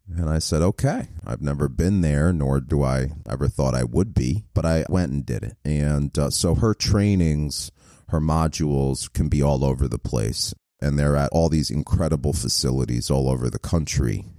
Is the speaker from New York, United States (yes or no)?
yes; New York, United States; moved away; I'm from New York so originally